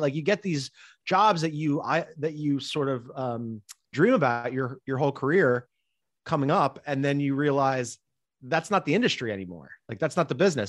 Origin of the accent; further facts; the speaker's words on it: Philadelphia, Pennsylvania, United States; always wanted to work at the Philadelphia Inquirer and have a column, uh, in my hometown